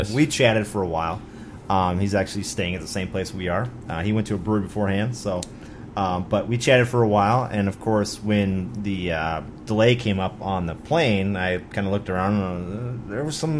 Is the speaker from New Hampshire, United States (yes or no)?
no; Minnesota, United States; we're from Minnesota